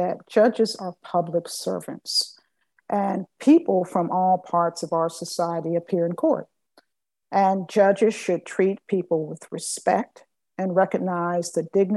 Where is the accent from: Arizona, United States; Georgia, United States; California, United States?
Georgia, United States; Augusta; I grew up in East Augusta and graduated from Richmond Academy